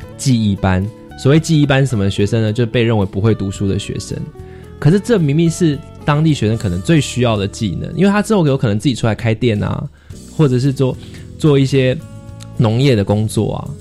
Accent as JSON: {"language": "Chinese", "country": "Taiwan", "said": "身为一个台湾人"}